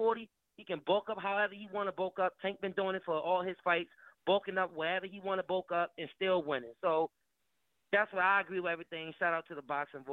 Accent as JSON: {"language": "English", "town": "Baltimore", "region": "Maryland", "country": "United States", "said": "I'm from Baltimore"}